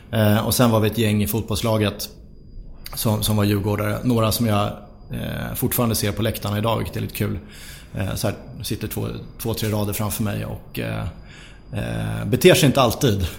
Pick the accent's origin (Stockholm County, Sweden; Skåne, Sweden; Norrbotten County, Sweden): Stockholm County, Sweden; Sollentuna; Eh, jag växte upp i Sollentuna norr om Stockholm.